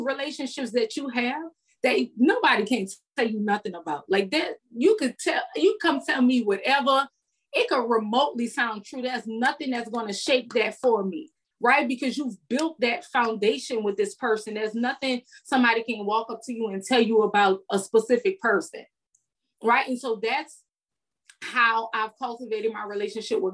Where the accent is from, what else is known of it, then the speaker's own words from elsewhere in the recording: New Orleans, Louisiana, United States; moved away as an adult; now in Houston, United States; I'm from New Orleans, so we out in the street till 6 o'clock in the morning.